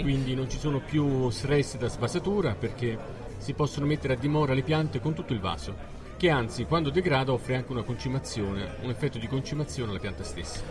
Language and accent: Italian; Salerno, Campania, Italy; noi siamo di Salerno